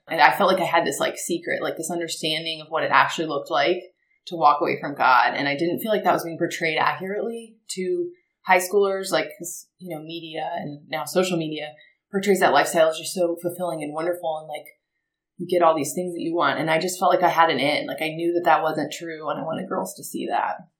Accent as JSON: {"language": "English", "town": "Marietta", "region": "Georgia", "country": "United States", "tie": "born or raised there", "said": "born and raised in Marietta, just a little bit outside of Atlanta"}